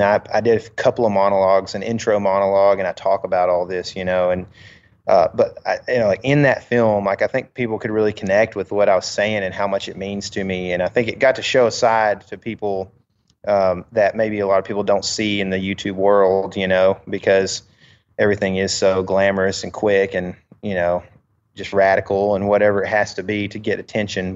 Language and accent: English; United States; as an American